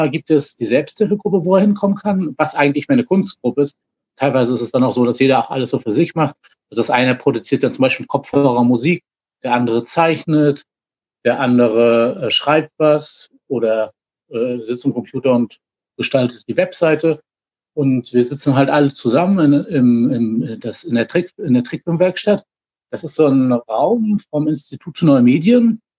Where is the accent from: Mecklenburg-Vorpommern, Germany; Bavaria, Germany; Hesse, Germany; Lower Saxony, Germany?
Mecklenburg-Vorpommern, Germany; Rostock; ich komme aus Rostock, bin schon mit 14 das erste Mal an einer Psychose damals erkrankt.